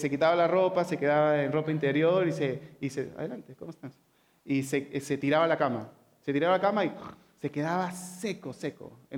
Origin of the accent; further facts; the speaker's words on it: San Juan de Lurigancho, Lima, Peru; Y nosotros crecimos en San Juan de Origancho, ¿ok? Está rodeado de, montañas